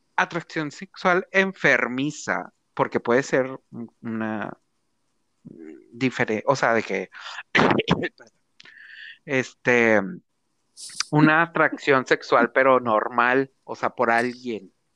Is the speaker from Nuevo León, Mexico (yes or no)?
yes; Monterrey, Nuevo León, Mexico